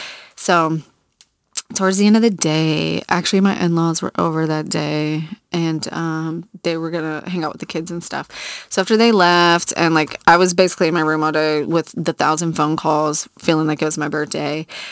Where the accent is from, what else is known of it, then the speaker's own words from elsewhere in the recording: Virginia Beach, Virginia, United States; I grew up in Virginia Beach on the water.